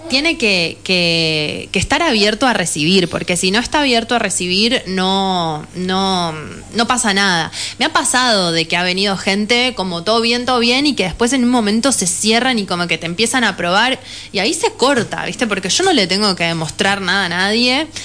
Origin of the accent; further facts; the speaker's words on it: Buenos Aires, Argentina; el pueblo siempre fue un lugar muy cerrado, de hecho yo lo viví así, vine de Buenos Aires